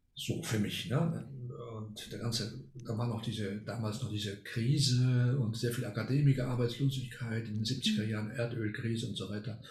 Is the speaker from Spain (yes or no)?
no; Argentina; moved away as an adult; now in Germany; ich bin gar nicht in Deutschland geboren oder aufgewachsen, sondern in Argentinien. Mhm. Da war ich bis 19 Jahre